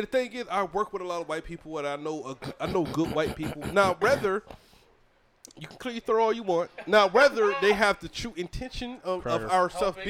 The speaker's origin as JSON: {"language": "English", "region": "Southeast Georgia", "country": "United States", "said": "I'm not from New York. I'm from Georgia."}